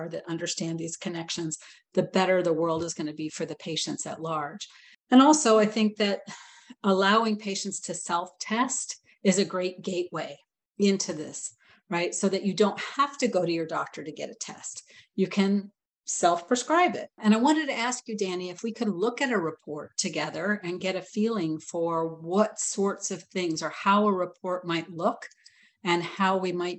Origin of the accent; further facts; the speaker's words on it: Atlanta, Georgia, United States; But I'm from Atlanta.